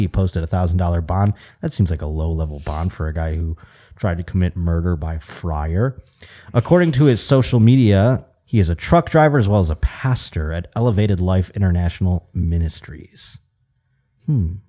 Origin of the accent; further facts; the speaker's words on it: New York, United States; now in Burbank, United States; growing up in New York State